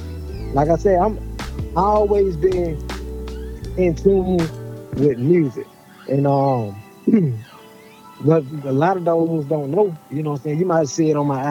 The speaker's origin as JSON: {"language": "English", "town": "Decatur", "region": "Georgia", "country": "United States", "tie": "born or raised there", "said": "I was born and raised in Decatur"}